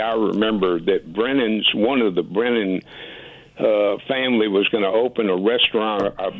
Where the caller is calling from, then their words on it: Memphis, Tennessee, United States; I'm calling you from Memphis